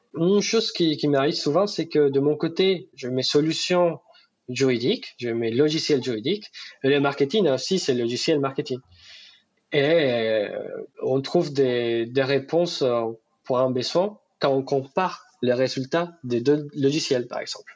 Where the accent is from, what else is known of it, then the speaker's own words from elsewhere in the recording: Bucaramanga, Santander, Colombia; French is a second language; moved away as an adult; now in France; Chez moi, à Bucaramanga